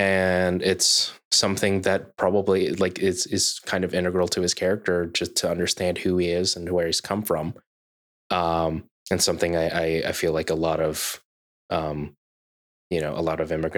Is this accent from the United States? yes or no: yes; United States; growing up as a Filipino in America